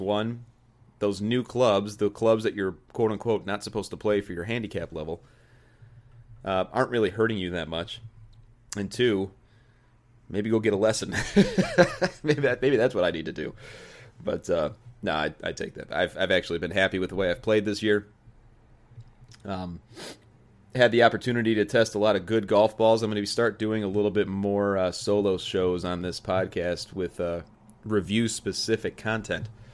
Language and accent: English; Joliet, Illinois, United States; started working at a, uh, at a country club in my hometown, in the bag room, good old Joliet Country Club